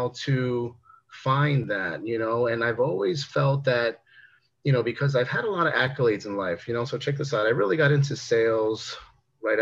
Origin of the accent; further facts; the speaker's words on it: Newark, New Jersey, United States; also born or lived in Bayonne, New Jersey; Then actually ended up moving into Newark, New Jersey, where I pretty much ended up most of my life. You know, went to high school and grew up in some rougher areas